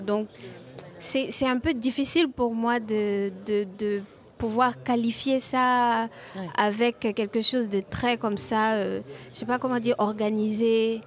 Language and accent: French; Côte d’Ivoire; quand je sors de chez moi en Côte d'Ivoire